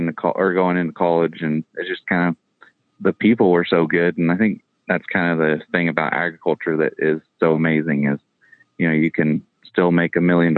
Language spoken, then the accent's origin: English; Northern California, United States; I grew up in Northern California. Our area is pretty rural.